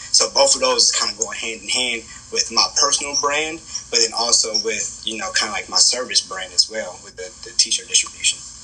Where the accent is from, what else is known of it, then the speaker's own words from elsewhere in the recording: Kansas City, Kansas, United States; I come from Wyandotte County, right, Kansas City, Kansas.